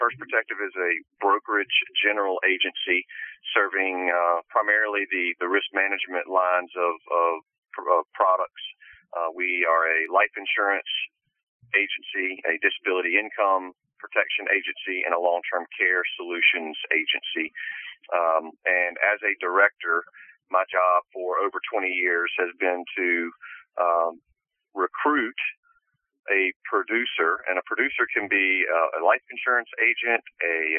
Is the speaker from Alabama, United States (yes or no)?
yes; Mobile, Alabama, United States; also born or lived in Birmingham, Alabama; born and raised in Mobile